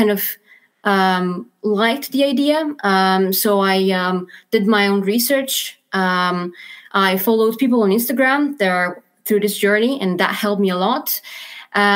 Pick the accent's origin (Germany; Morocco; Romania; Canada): Romania; moved away as an adult; also born or lived in London, United Kingdom; now in Aberdeen, United Kingdom; I'm originally from Romania